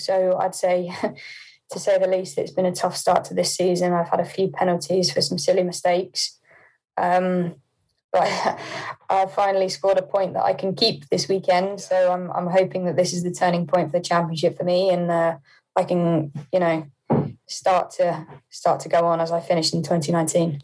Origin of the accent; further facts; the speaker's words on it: Poole, South West England, United Kingdom; also born or lived in Hampshire; I was born in Poole